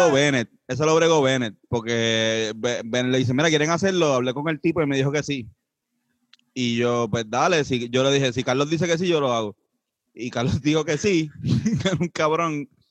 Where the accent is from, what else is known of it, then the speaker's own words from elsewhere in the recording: Puerto Rico; somos cuatro puertorriqueños